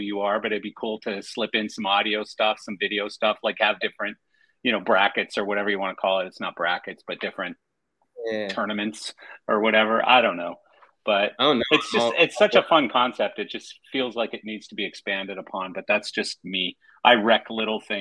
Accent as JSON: {"language": "English", "country": "Canada", "said": "I'm Canadian"}